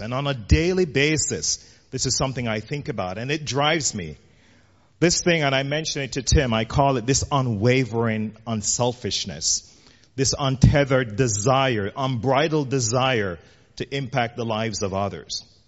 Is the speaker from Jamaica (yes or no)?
yes; Jamaica; moved away as an adult; now in United States; I grew up in Jamaica as a kid